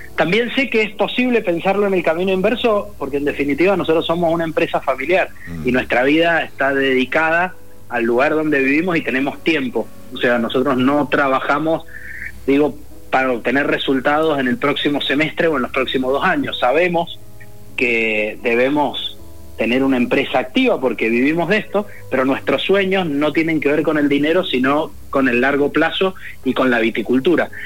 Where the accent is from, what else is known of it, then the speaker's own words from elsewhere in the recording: Mendoza, Argentina; la relación como mendocinos que tenemos con el vino